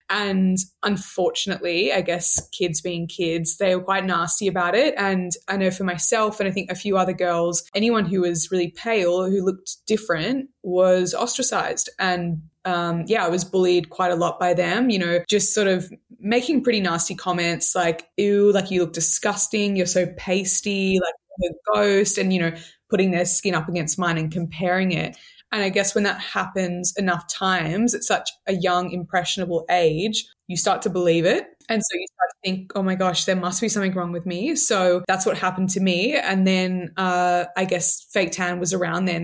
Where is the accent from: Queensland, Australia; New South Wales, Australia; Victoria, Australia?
New South Wales, Australia; Sydney; I'm from Sydney, Australia. I'm twenty-seven. I grew up here